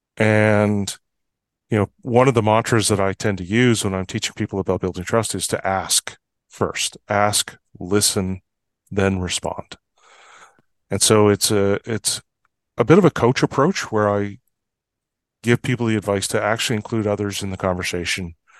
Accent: Fort St. John, British Columbia, Canada; I was born and raised in Fort Saint John. a small town in northeastern British Columbia.

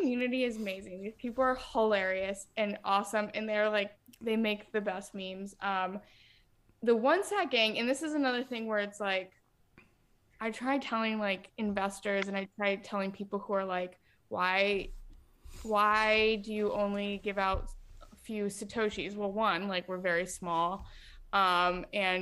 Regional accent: Ohio, United States; I'm from Ohio

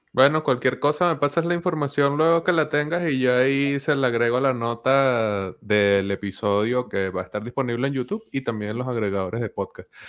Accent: Venezuela; yo estoy soy venezolano, estoy en Venezuela, he vivido el proceso de dolarización de la economía venezolana como parte de mi crecimiento hacia la edad adulta

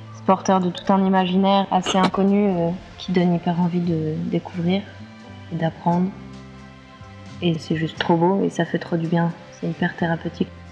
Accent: Lozère, Occitania, France; moved away; Je viens de Lozère

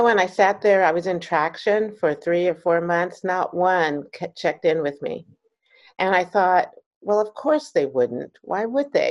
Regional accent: Maryland, United States; moved away as an adult; also born or lived in California; I grew up in Maryland, okay. Right outside of DC

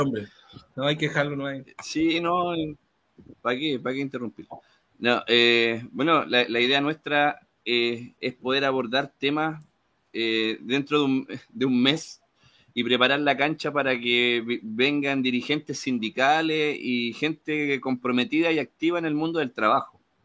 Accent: Chile; moved away as an adult; me fui de Chile

